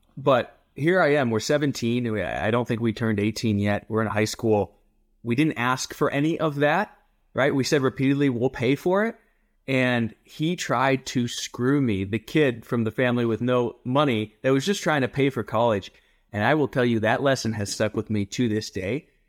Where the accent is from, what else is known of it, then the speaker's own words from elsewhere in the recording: rural Ohio, United States; now in Colorado Springs, United States; I originally from rural Ohio, a joke that I grew up in a cornfield